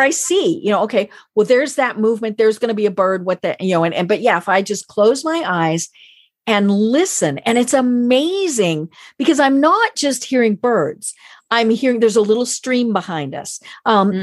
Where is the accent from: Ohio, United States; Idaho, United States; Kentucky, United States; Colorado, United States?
Colorado, United States; I'm from Colorado